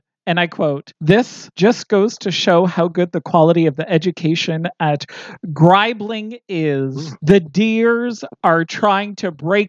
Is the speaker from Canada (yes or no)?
yes; East Coast, Canada; I grew up on the East Coast.